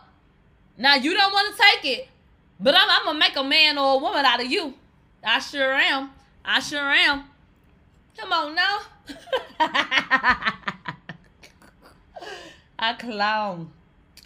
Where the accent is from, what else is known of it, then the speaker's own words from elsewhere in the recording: the South, United States; I'm from the South